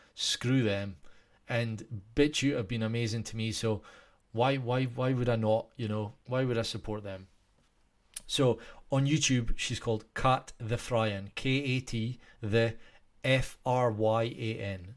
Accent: Scotland, United Kingdom; I'm Scottish.

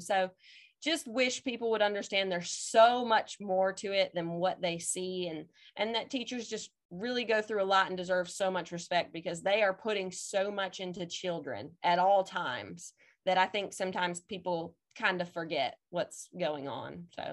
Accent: Indiana, United States; moved away as an adult; also born or lived in New Jersey / Mississippi; now in Madison, Mississippi, United States; I am originally from Indiana, went to college in New Jersey

